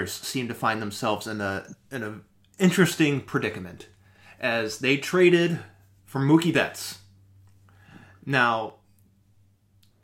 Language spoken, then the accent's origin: English; Michigan, United States; I grew up in Michigan for most of my life